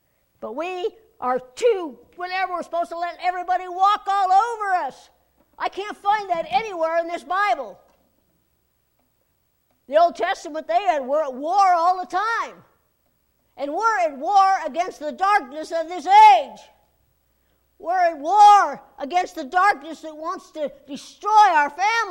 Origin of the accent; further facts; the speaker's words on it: United States; as an American